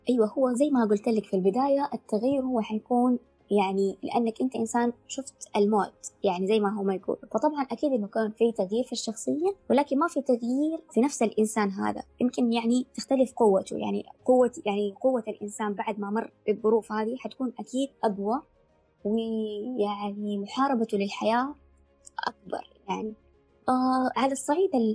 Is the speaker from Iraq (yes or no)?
no; Mecca, Makkah Province, Saudi Arabia; انا طبعا من مكه